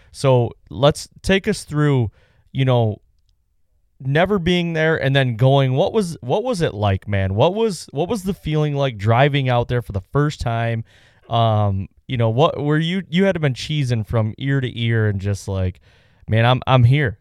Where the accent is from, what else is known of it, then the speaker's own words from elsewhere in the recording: Pennsylvania, United States; David and I coming from P